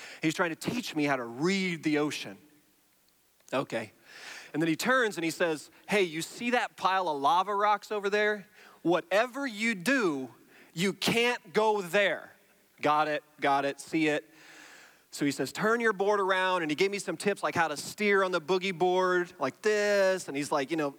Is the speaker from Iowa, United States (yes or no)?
yes; Iowa, United States; now in Indiana, United States; I grew up in Iowa, and then I moved to Indiana